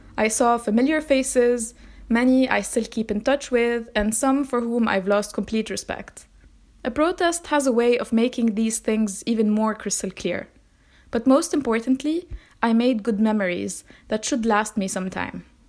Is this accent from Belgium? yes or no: no; Metn, Mount Lebanon, Lebanon; My hometown, the one I've lived in for more than twenty years